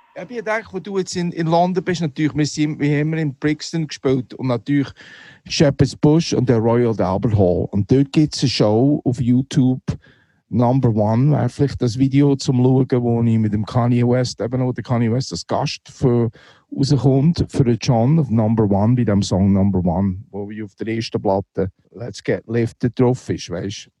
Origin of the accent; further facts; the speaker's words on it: Neuendorf, Solothurn, Switzerland; moved away as an adult; also born or lived in Muri bei Bern / Boston / Brooklyn; ich bin Muri bei Bern geboren, aber äh, im Gäu, Neuendorf, äh, im Gäu aufgewachsen